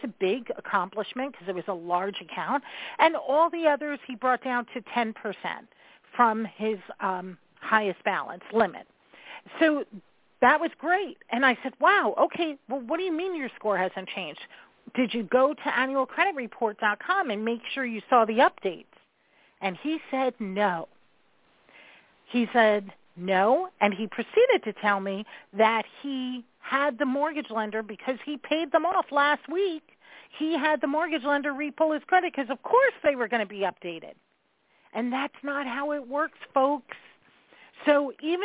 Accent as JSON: {"language": "English", "region": "New York", "country": "United States", "said": "I'm a New Yorker, so I talk fast"}